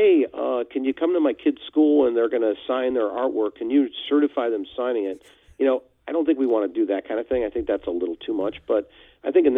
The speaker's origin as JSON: {"language": "English", "town": "Chicago", "region": "Illinois", "country": "United States", "said": "I'm from Chicago"}